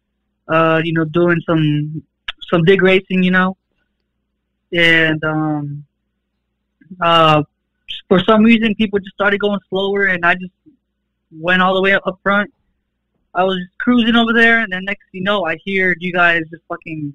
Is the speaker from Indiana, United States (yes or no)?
yes; Fort Wayne, Indiana, United States; Born and raised in Fort Wayne, Indiana